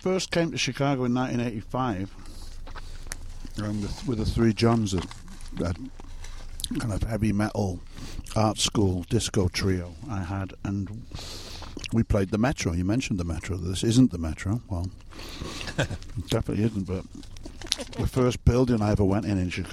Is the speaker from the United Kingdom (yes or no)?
yes; Wales, United Kingdom; I was from Wales